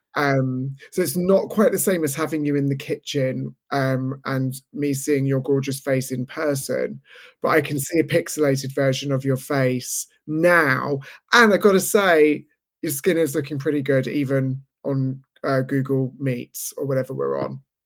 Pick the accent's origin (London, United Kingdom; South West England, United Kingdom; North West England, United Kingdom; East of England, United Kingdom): London, United Kingdom; I was in a similar situation in London, except it was in the mid-eighties, and my father was a chain smoker